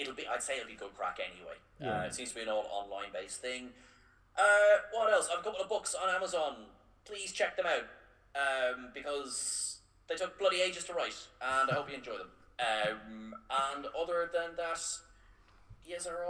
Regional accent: Ireland; We're the Irish ones

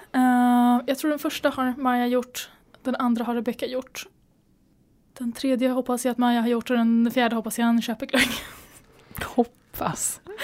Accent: Sweden; vi är svenskar och det är bara inte i vår kultur

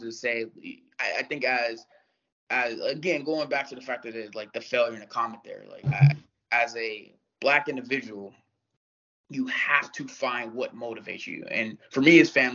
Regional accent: Youngstown, Ohio, United States; moved away; I grew up in Youngstown, Ohio

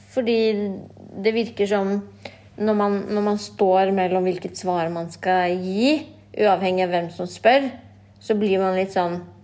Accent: Norway; Jeg ser jo ikke på meg selv som norsk, selv om jeg er født og oppvokst i Norge

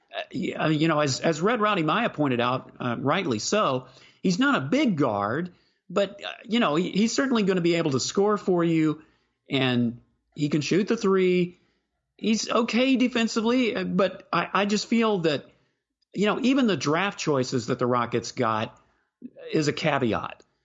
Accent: Houston, Texas, United States; moved away; I grew up in Houston. I, I don't live there now, but I grew up there. My entire childhood was spent there

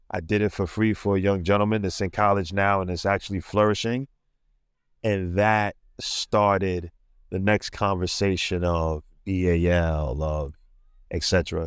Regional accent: New York City, New York, United States; I'm from Brooklyn, New York.

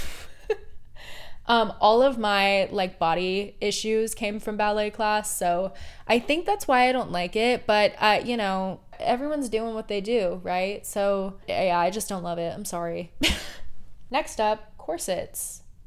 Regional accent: Portland, Oregon, United States; I grew up in Portland, Oregon

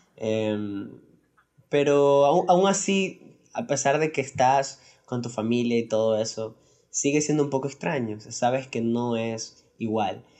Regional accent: Ecuador; nosotros somos de Ecuador y aquí en Ecuador

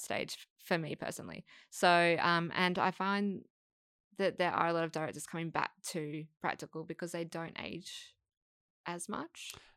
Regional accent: Perth, Western Australia, Australia; moved away as an adult; now in Sydney, Australia; I'm, I'm from Perth

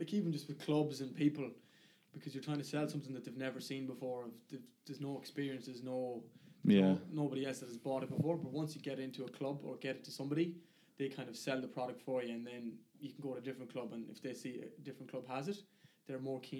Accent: Ballaghaderreen, Connacht, Ireland; also born or lived in Pakistan; So I've been in Ballardreen since we've moved. That's where we've always lived. That's kind of my hometown. That's my home. That's what I'd see as home

